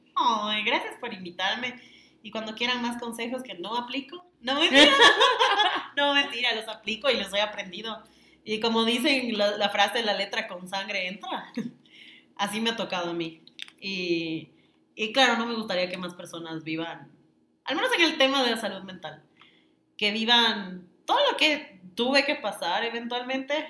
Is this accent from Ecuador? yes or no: yes; Quito, Pichincha, Ecuador; yo nací en Quito.